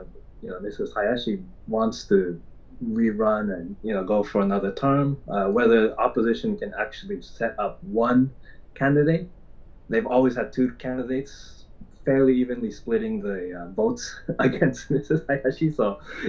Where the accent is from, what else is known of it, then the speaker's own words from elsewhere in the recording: Yokohama, Kanagawa, Japan; Yokohama, which is actually my hometown. I'm calling in from Yokohama right now